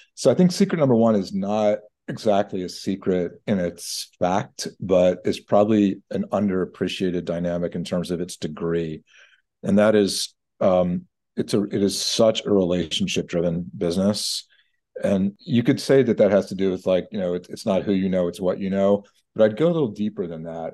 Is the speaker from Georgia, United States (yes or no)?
yes; Atlanta, Georgia, United States; as a junior lawyer working in my hometown, Atlanta.